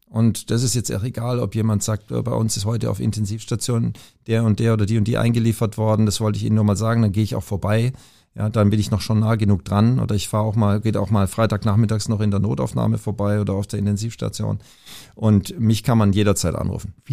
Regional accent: Southern Germany, Germany; höre ich da einen kleinen Akzent? Ja, ja, genau, ich komme aus Süddeutschland, alles gut.

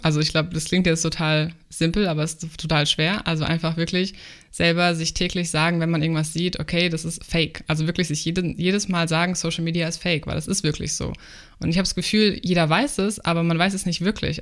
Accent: Germany; also born or lived in New Zealand; ich bin selber Deutsche

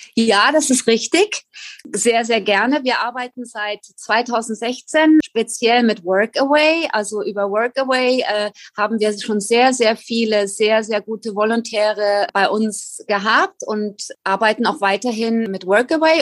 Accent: Germany; moved away as an adult; now in Galapagos Islands, Ecuador; Ich vermisse meine Heimat Deutschland zutiefst.

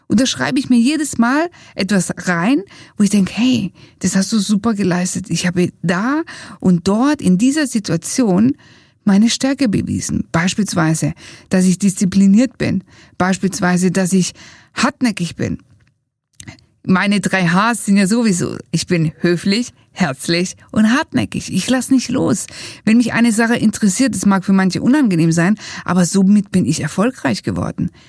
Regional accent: Italy; wir sagen als Italiener alla prossima.

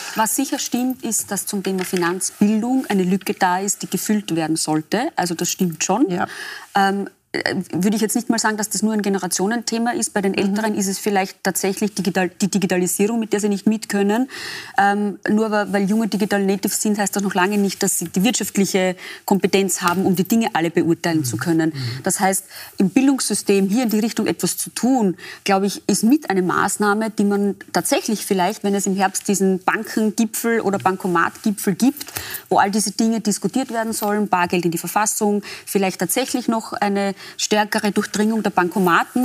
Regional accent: Austria; bei uns in Österreich

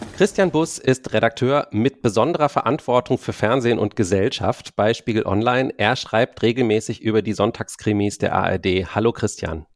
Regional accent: Berlin, Germany; mir ist als Berliner aufgefallen

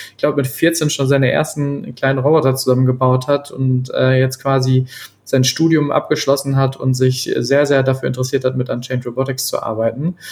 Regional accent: North Rhine-Westphalia, Germany; ich bin Ostwestfale

